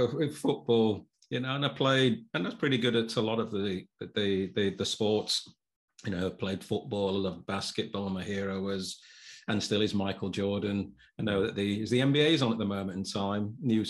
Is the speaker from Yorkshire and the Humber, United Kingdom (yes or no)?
yes; Sheffield, Yorkshire and the Humber, United Kingdom; now in Chesterfield, United Kingdom; I've been here for about 7 years. I'm originally from Sheffield. People might not be able to know from my accent. Some people say I've got a little bit of a Southern or a London accent.